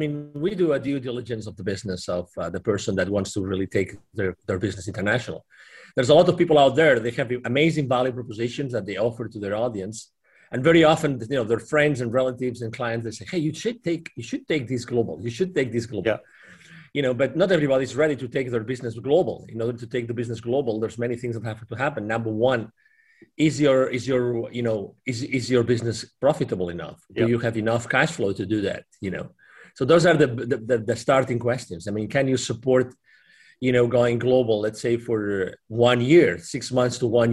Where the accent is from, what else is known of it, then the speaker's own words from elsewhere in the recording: Barcelona, Catalonia, Spain; also born or lived in Dallas, Texas; I'm originally from Spain, from Barcelona, but I lived in Dallas, Texas. I've lived in 8 different countries in my life.